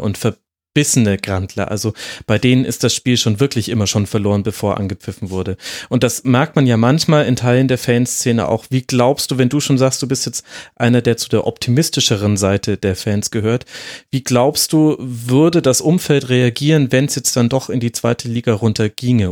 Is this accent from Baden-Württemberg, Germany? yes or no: no; Franconia, Bavaria, Germany; bin ja selbstgebürtiger Bayer, äh, gebürtiger Franke ja sogar